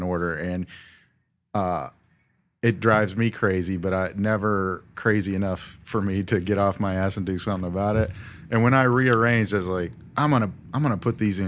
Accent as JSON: {"language": "English", "town": "Jackson", "region": "Tennessee", "country": "United States", "tie": "born or raised there", "said": "growing up in Jackson, Tennessee"}